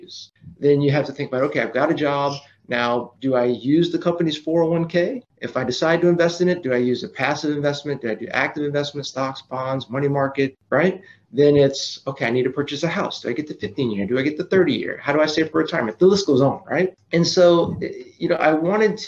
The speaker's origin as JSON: {"language": "English", "town": "Austin", "region": "Texas", "country": "United States", "also_born_or_lived": "Los Angeles", "said": "I'm from Austin, Texas."}